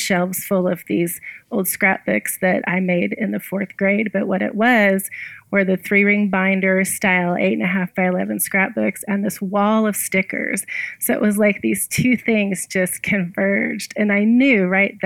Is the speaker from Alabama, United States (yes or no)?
yes; Alabama, United States; I grew up in Alabama, and when you grow up in Alabama, or did back in the 70s, in the fourth grade, you create an Alabama scrapbook